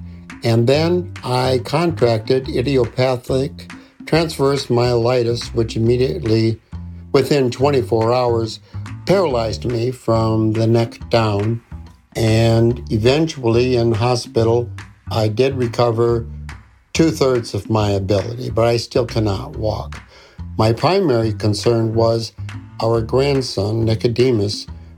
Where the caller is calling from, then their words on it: Eden Prairie, Minnesota, United States; I am calling from Eden Prairie, Minnesota.